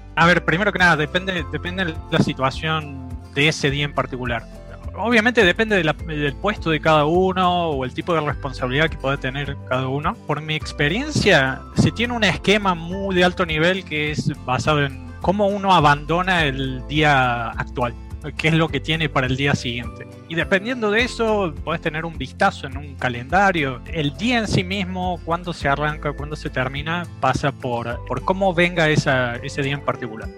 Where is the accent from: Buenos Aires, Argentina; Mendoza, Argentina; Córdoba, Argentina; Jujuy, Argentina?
Córdoba, Argentina; moved away as an adult; now in Belarus; como buen cordobés